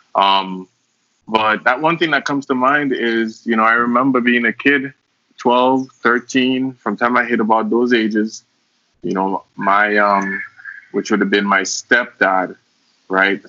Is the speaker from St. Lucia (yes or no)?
yes; St. Lucia; moved away; also born or lived in Cayman Islands; I was born in St. Lucia, um, that's where I grew up